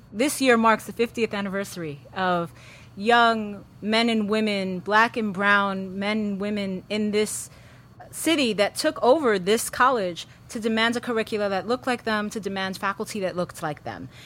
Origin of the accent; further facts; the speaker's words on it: New York City, New York, United States; I was born and raised here in New York City